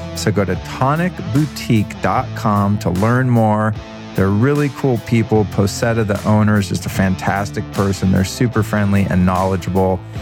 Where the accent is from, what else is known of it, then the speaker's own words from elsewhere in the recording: Denver, Colorado, United States; now in Los Angeles, United States; I was born in Denver on that day in 1970.